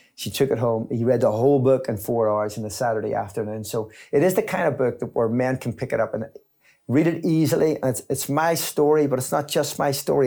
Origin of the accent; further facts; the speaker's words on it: Belfast, Northern Ireland, United Kingdom; I grew up in Belfast, in East Belfast, just at the top